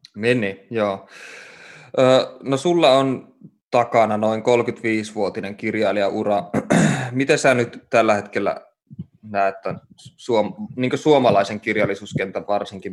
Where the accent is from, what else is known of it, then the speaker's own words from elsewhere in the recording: Oulu, North Ostrobothnia, Finland; mä oon syntynyt Oulussa ja saanut kasvaa siellä